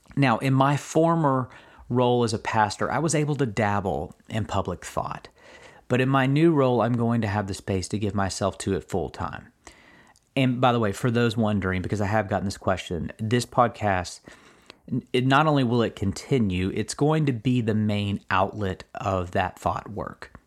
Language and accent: English; Kentucky, United States; I'm, uh, born and raised in Kentucky